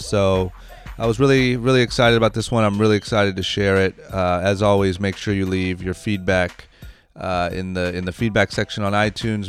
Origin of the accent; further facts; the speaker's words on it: Akron, Ohio, United States; now in California, United States; when I was growing up, I'm from Akron, Ohio